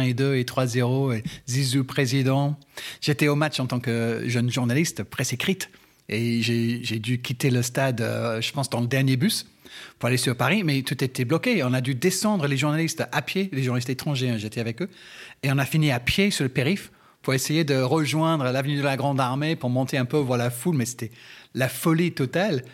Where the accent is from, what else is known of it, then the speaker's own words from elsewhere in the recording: England, United Kingdom; moved away; chez moi en Angleterre